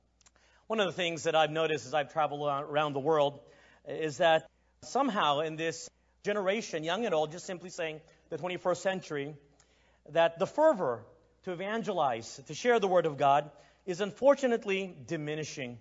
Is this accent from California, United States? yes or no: no; Texas, United States; moved away as an adult; also born or lived in Philippines; now in Asia; I am ethnically Chinese, but I was born in the Philippines and I grew up in Texas